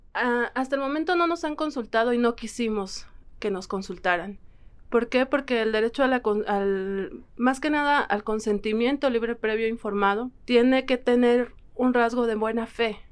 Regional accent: San Francisco Magú, State of Mexico, Mexico; del pueblo indígena Otomí de San Francisco Magú.

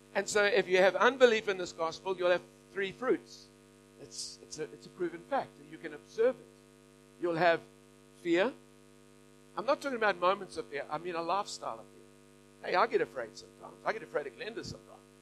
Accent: Australia; we're Aussie

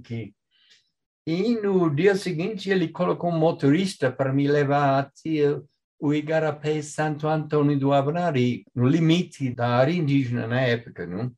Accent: England, United Kingdom; moved away as an adult; now in Brazil; eu nasci na Inglaterra

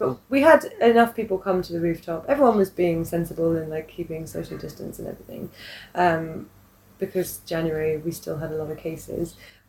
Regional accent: England, United Kingdom; moved away as an adult; now in Hong Kong; And then I'm English.

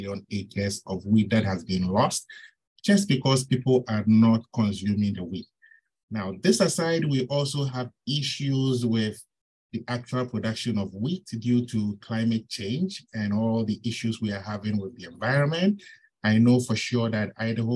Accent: Ghana; moved away as an adult; also born or lived in Ontario, Canada; now in Minnesota, United States; I'm originally from Ghana. I did my bachelor's and master's at the University of Ghana

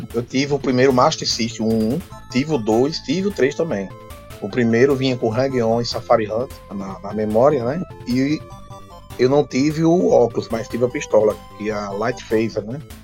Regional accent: Brazil

